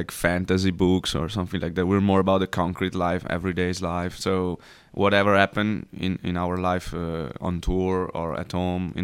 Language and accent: English; Italy; we're from Italy